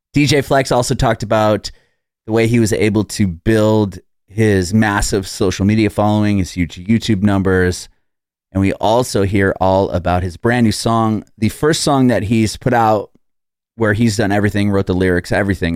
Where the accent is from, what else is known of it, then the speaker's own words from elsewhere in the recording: San Diego, California, United States; moved away as an adult; now in Nashville, United States; I'm from San Diego, and we moved about two, almost three years ago now to Nashville, Tennessee